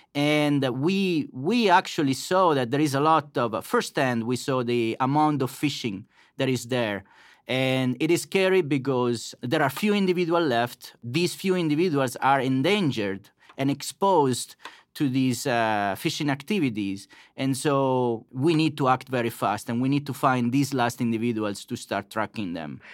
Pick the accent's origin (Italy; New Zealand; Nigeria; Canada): Italy; Macerata, Marche; moved away as an adult; now in Blacksburg, United States; I grew up in Macerata, which is a small town in the center part of Italy